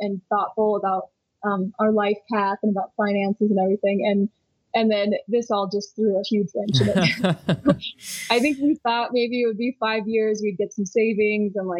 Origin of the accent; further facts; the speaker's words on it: Arizona, United States; now in Lyons, United States; I'm from Arizona originally, and it's just kind of hot and hotter